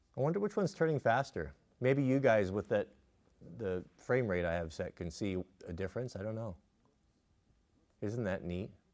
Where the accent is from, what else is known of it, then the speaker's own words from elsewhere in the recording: United States; I'm an American